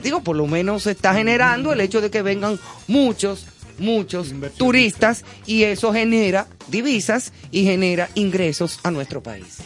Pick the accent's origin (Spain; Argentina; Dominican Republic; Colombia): Dominican Republic; yo me sentí orgullosa como dominicana